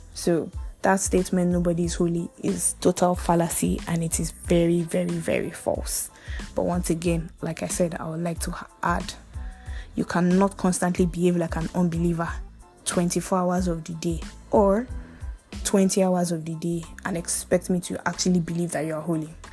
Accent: Nigeria; I'm from Nigeria.

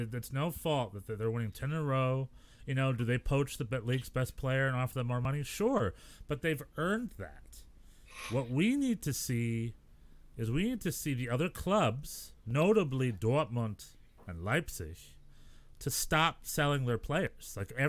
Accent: New York, United States; we're both from New York.

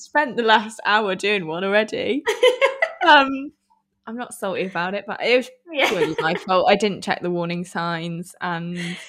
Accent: Midlands, United Kingdom; I'm originally from the Midlands

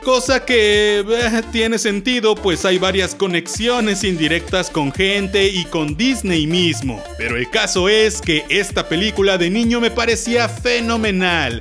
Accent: Mexico; aquí en mi país, en México

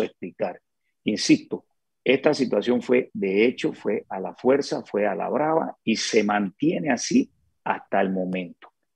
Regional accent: Panama; como panameños

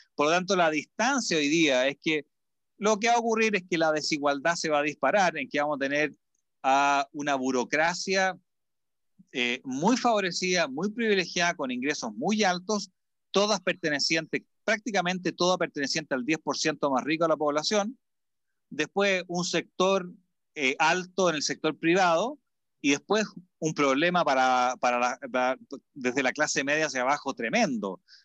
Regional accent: Chile

